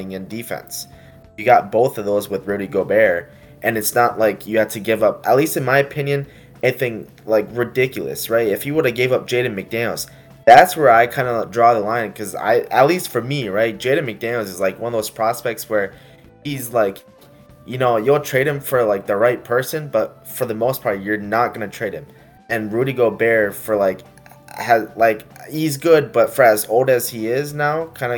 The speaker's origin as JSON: {"language": "English", "region": "Minnesota", "country": "United States", "said": "I'm from Minnesota"}